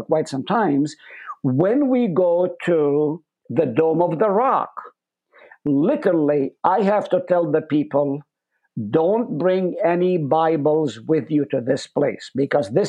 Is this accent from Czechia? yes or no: no; Israel; English is a second language; moved away as an adult; also born or lived in Nazareth; now in United States; I was born in Nazareth. I grew up in a Palestinian home, lived on the slopes of Mount Carmel